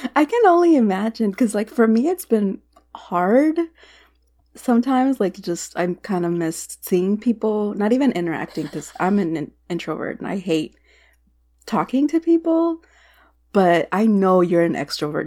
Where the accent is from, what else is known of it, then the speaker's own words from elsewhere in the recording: Texas, United States; moved away; As a Texan